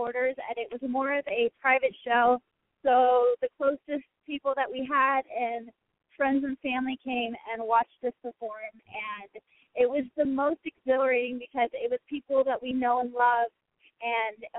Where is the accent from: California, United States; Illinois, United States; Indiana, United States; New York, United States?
California, United States; Murrieta; moved away; I am originally from Marietta, California.